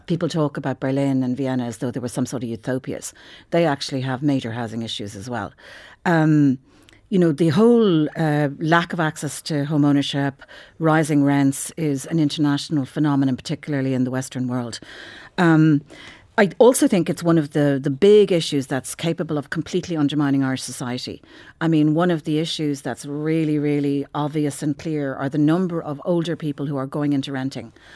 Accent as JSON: {"language": "English", "country": "Ireland", "said": "for most people who regard themselves as Irish, we all kinda grew up, whether we were Catholics or whether we weren't, with the influence of the Catholic Church"}